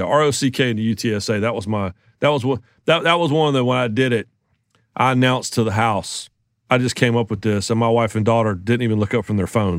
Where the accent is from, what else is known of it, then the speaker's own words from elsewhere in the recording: the Carolinas, United States; growing up in the Carolinas